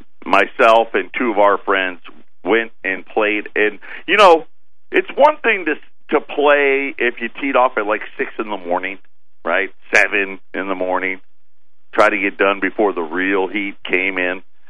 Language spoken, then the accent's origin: English; Syracuse, New York, United States; From Syracuse. I'd like to point that at my hometown.